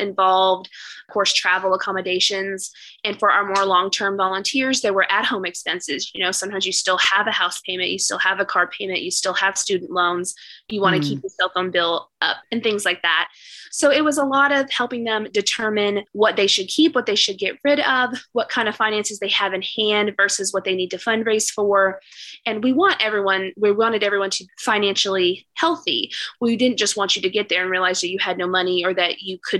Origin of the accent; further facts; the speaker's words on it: East Texas, United States; also born or lived in Dallas, Texas; I am from the East Texas area. My family was originally from